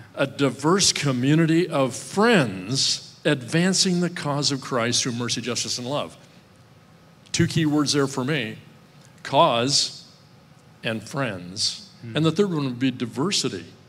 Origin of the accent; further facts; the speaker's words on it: Midwest, United States; growing up in the Midwest